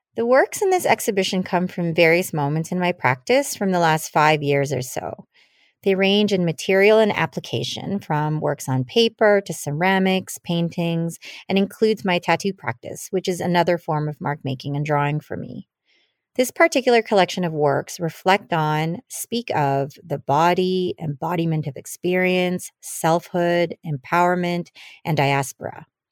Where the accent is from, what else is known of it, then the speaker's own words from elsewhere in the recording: Canada; first language Tagalog; English is a second language; also born or lived in Philippines; My family immigrated to Canada in the late eighties, and I was just a child. Um, I spoke Tagalog and did not understand English